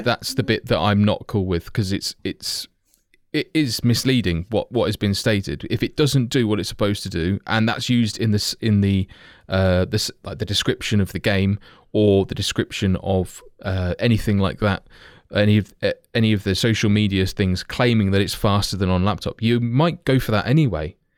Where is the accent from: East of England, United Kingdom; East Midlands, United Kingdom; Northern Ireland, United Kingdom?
East Midlands, United Kingdom; Kettering; being fairly local myself, having been born there, like, my accent belies how I should say it